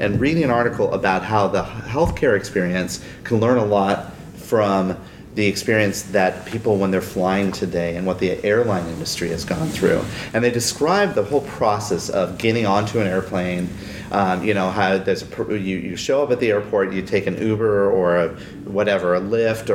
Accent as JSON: {"language": "English", "town": "Minneapolis", "region": "Minnesota", "country": "United States", "said": "I'm from Minneapolis"}